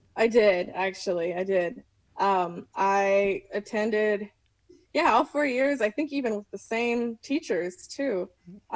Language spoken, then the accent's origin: English; Nashville, Tennessee, United States; now in Mesa, United States; I'm from Nashville, Tennessee, but I'm currently living in Mesa.